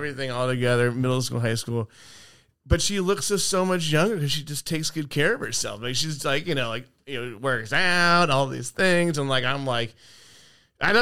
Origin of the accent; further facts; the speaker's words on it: East County, California, United States; I'm from East County